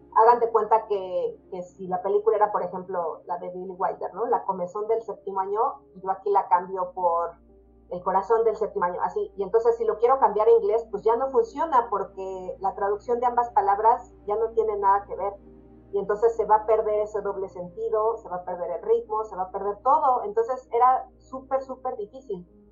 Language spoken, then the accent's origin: Spanish; Mexico; nosotros como mexicanos